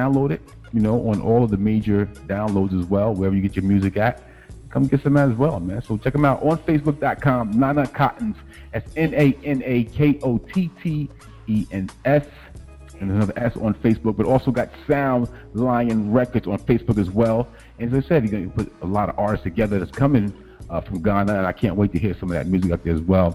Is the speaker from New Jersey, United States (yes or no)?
yes; the New York area, New Jersey, United States; now in Columbus, Ohio, United States; I'm originally from the East Coast, out there in New Jersey, the New York area